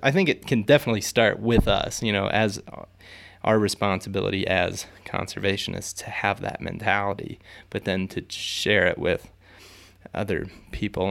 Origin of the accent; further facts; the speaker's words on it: Ohio, United States; where I grew up in Ohio